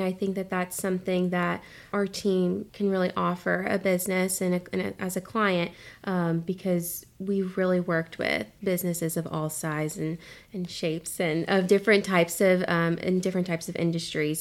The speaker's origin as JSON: {"language": "English", "town": "Concord", "region": "North Carolina", "country": "United States", "also_born_or_lived": "Greensboro, North Carolina", "moved": "as an adult", "lives_now": "Wilmington, United States", "said": "I'm originally from Concord"}